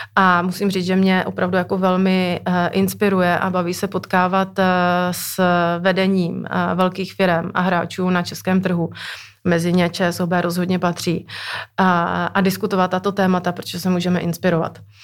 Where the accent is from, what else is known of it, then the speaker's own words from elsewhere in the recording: Moravia, Czechia; moved away; pocházím z Moravy